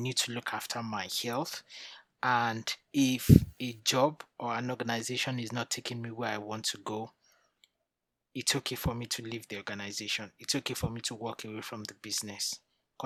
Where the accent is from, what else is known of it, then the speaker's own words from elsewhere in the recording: Nigeria; moved away as an adult; now in United Kingdom; I'm originally from Nigeria, moved to the UK 13 years ago.